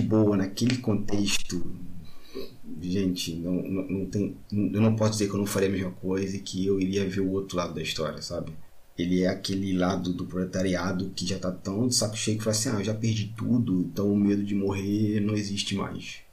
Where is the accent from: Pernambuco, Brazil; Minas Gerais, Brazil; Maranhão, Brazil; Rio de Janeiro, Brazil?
Rio de Janeiro, Brazil; Magé; eu sou de Magé